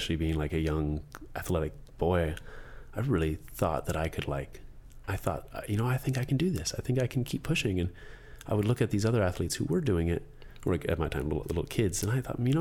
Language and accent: English; Hermosa Beach, California, United States; I grew up in Hermosa Beach